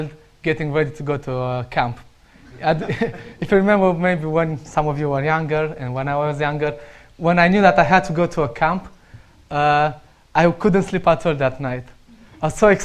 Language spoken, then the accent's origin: English; Romania; English is a second language; moved away; I'm Romanian and I still need to work on my accent.